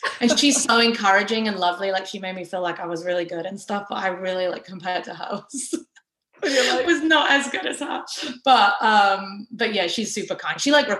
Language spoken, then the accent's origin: English; England, United Kingdom; just because I'm English, there's like a little bit of … in like a couple of the songs